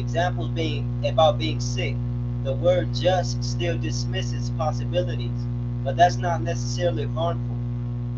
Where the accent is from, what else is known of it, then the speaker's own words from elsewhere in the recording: California, United States; now in Las Vegas, United States; I'm from No Compromise Ministries of Deliverance, California, born and raised. But live in Vegas, Las Vegas, Nevada